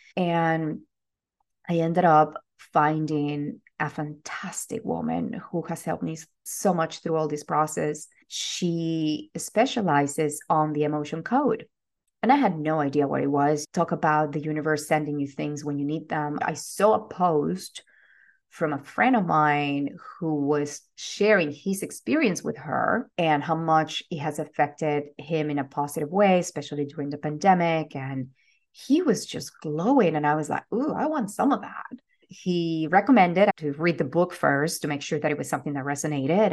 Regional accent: Venezuela; moved away as an adult; I am originally from Venezuela. I was born and raised there.

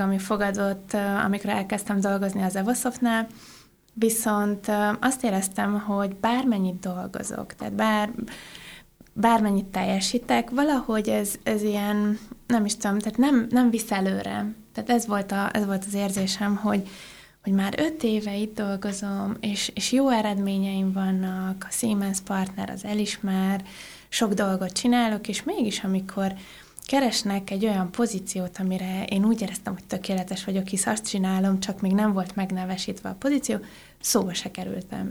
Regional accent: Oradea, Bihor County, Romania; moved away as an adult; also born or lived in Budapest, Hungary; now in Germany; Én Nagyváradon születtem, és Budapestre az egyetem után jöttem

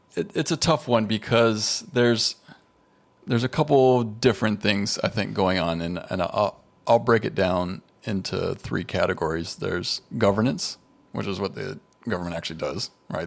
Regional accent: United States; as an American

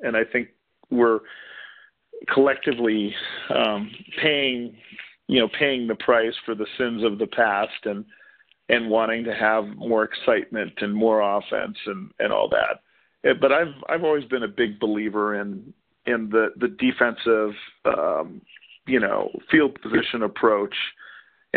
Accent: Houston, Texas, United States; also born or lived in Corpus Christi, Texas; now in Tucson, United States; I grew up in Corpus Christi in Houston

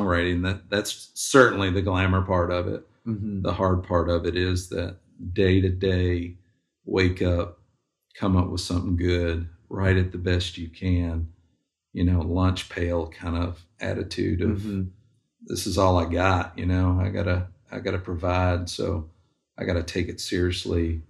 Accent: Kentucky, United States; now in Nashville, United States; I grew up in Kentucky and we didn't have a NFL team

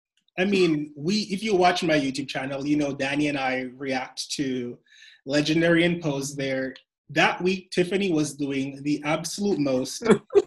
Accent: Toronto, Ontario, Canada; For those of you who know, I am from Toronto. And we've been on lockdown the longest in the world.

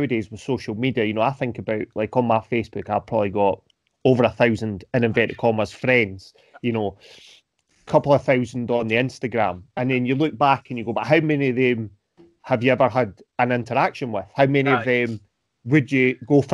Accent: Rosyth, Scotland, United Kingdom; also born or lived in Edinburgh; I grew up in Rosyth and spent a couple of years in Edinburgh and then moved back here.

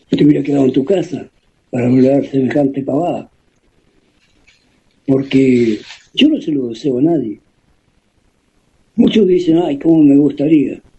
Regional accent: Ingeniero Jacobacci, Río Negro, Argentina; moved away; después, como yo me fui de Yacobasi, yo me fui hace muchísimos años. Y después de mi familia en Jacobasi quedan muy poco. a un tío y los primos, ¿no?

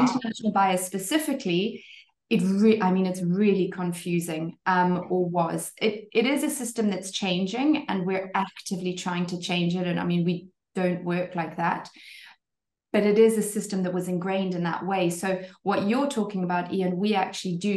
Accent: Zimbabwe; moved away as an adult; also born or lived in Cape Town, South Africa; now in French Riviera, France; I'm actually Zimbabwean originally, born and bred Zimbabwean and then lived in South Africa in Cape Town for a good 10 years

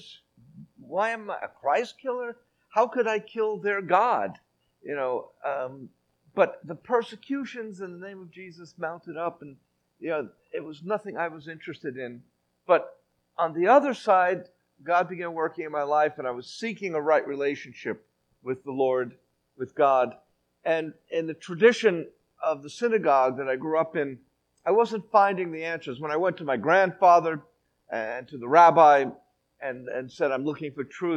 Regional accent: New York City, New York, United States; moved away as an adult; now in Western Galilee, Israel; Growing up in the Bronx, that's a little town on the East Coast, we have a baseball team where I grew up called the New York Yankees

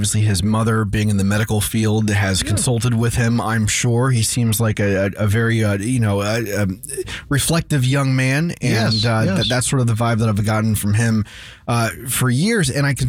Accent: Florida, United States; growing up in Florida, the Orlando Magic is my NBA team.

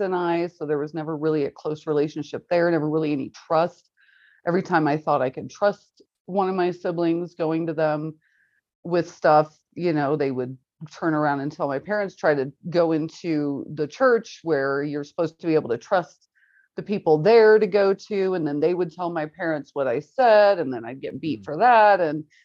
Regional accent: Kansas City, Missouri, United States; I grew up in Kansas City, Missouri side.

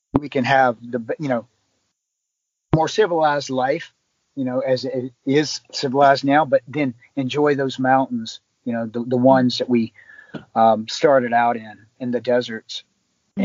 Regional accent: West Virginia, United States; moved away; also born or lived in Long Island, New York; I'm originally from West Virginia

